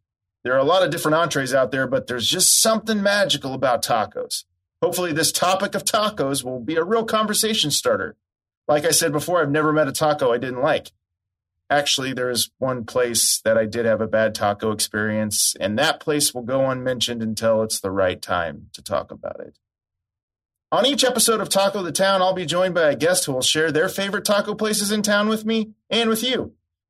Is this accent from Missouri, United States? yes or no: yes; Kansas City, Missouri, United States; my hometown, Kansas City